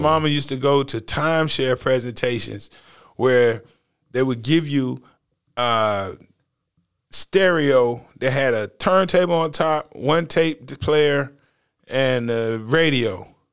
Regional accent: North Carolina, United States; I'm not from the South Bronx. I'm not from New York. I'm from North Carolina.

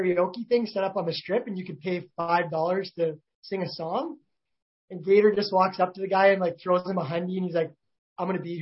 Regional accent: Big Valley, Alberta, Canada; we're all from Big Valley, we all grew up together.

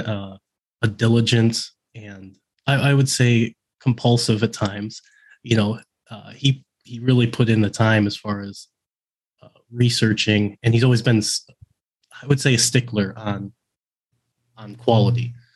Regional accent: Midwest, United States; moved away as an adult; also born or lived in Oregon; I grew up in the Midwest

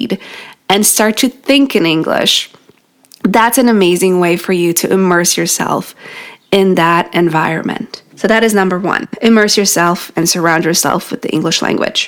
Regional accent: New York, United States; first language Polish; English is a second language; In New York, that's where I'm from

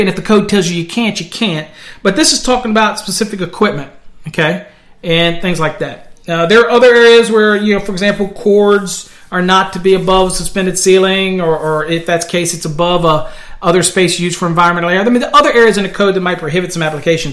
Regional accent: Virginia, United States; now in Texas, United States; I'm from Virginia

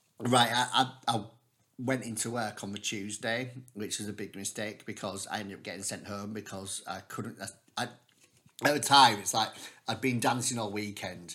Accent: Dewsbury, Yorkshire and the Humber, United Kingdom; Where I grew up in Dewsbury, it was, let's just say, it was one of those sort of like poor areas

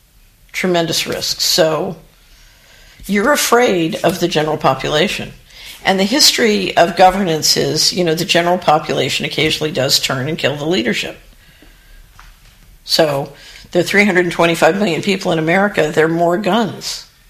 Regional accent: Philadelphia, Pennsylvania, United States; because I grew up in Philadelphia, and my first boyfriend's father was a ward leader

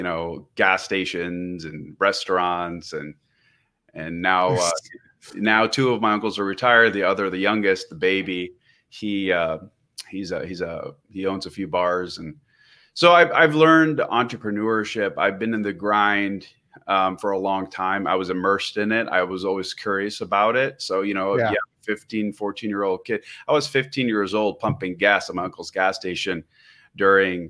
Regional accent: Scappoose, Oregon, United States; also born or lived in Portland, Oregon / Beirut, Lebanon; I grew up in a little rural part of the Northwest called Scappoose

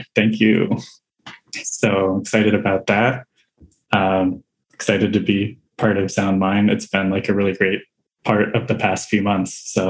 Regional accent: Albuquerque, New Mexico, United States; I'm from Albuquerque, New Mexico

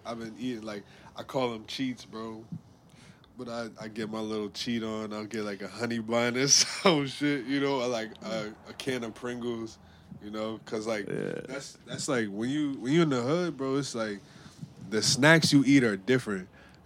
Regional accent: New York City, New York, United States; I'm from the Lower East Side

